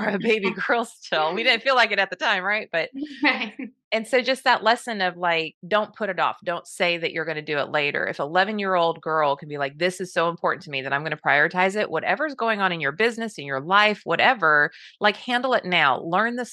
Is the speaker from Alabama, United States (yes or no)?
no; Southern California, United States; I grew up in Southern California